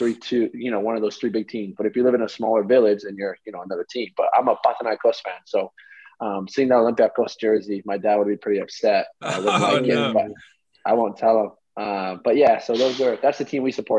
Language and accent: English; Maine, United States; first language Greek; English is a second language; I grew up in the state called Maine, which is not a soccer hotbed